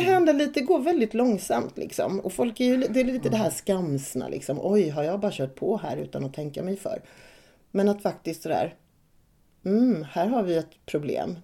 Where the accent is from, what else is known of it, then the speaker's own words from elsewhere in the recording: Värnamo, Jönköping County, Sweden; accent: lite småländska; moved away; also born or lived in Malmö; jag är uppvuxen i Värnamo och i Hårda som ligger utanför Värnamo